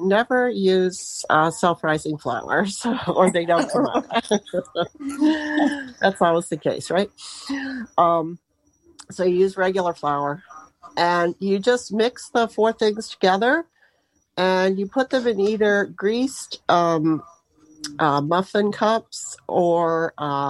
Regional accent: New Hampshire, United States; growing up in New Hampshire, we didn't have a lot of New Year's traditions

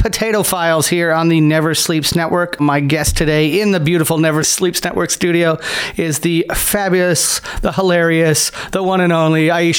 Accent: Niagara, Ontario, Canada; I grew up in Niagara

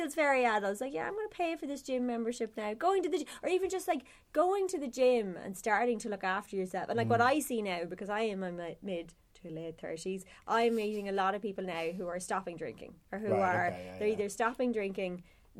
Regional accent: Cavan, Ulster, Ireland; I'm from Cavan

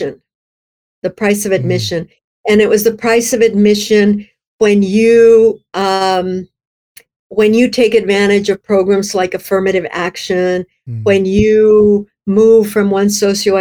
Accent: South Texas, United States; moved away as an adult; also born or lived in Midwest; now in California, United States; I grew up in South Texas, but we weren't immigrants

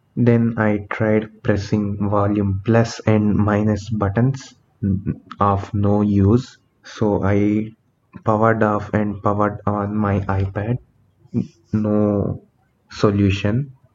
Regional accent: India; I am from India

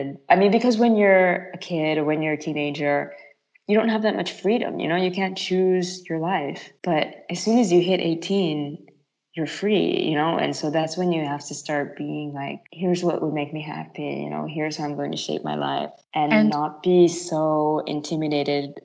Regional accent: United States; moved away as an adult; also born or lived in New York / Milan / Paris; now in Lucca, Italy; I grew up in America

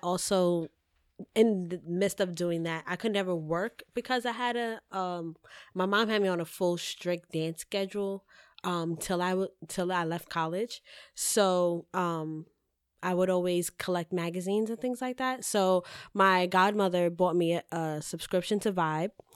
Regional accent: New York City, New York, United States; I'm from the Bronx, twenty-eight.

